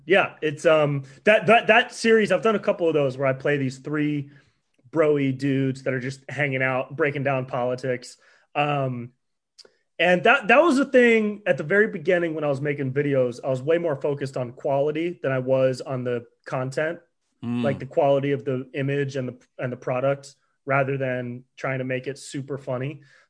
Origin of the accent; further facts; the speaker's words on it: Davis, California, United States; I grew up in Davis up by Sacramento.